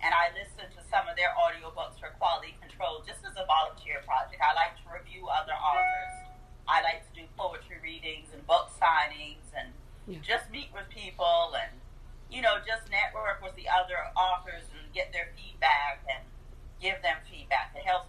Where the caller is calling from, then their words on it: Columbia, South Carolina, United States; I'm coming from Columbia, South Carolina, so it's hot.